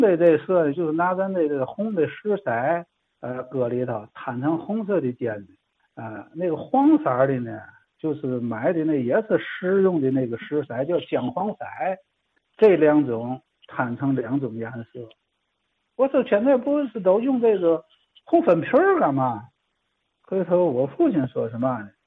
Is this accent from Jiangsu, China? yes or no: no; Tianjin, China; 咱们天津这边儿这几代人之后发音呢，就是我们家人是我父亲，直接就管它叫嘛，叫烙子